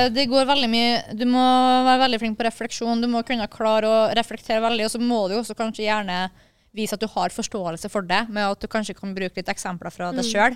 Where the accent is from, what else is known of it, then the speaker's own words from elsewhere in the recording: Kristiansund, Møre og Romsdal, Norway; moved away; jeg har vært hjemme i Kristiansund